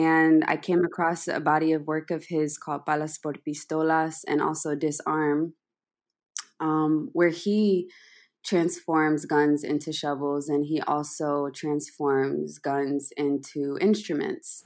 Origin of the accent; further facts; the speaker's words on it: Atlanta, Georgia, United States; some friends I grew up with in Atlanta